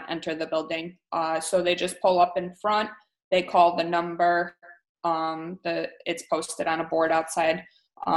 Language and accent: English; St. Charles, Illinois, United States; I grew up in St. Charles. I grew up out west. And I went to St. Charles North High School, graduated in 07.